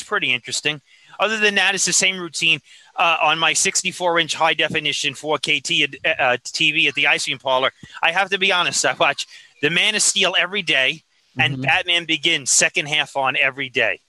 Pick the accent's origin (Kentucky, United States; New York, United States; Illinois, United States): New York, United States; New York City; I grew up in Brooklyn.